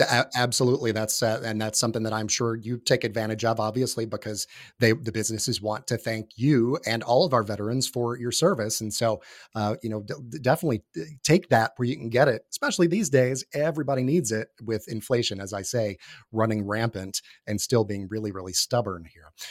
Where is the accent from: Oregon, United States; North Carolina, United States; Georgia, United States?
Georgia, United States; North; also born or lived in New York / Florida; now in Atlanta, United States; in my hometown, uh, where I lived and grew up, up in North, uh, Georgia, northeast of Atlanta